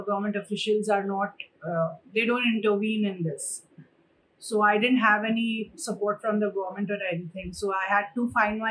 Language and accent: English; India; I was the first sumo wrestler from our country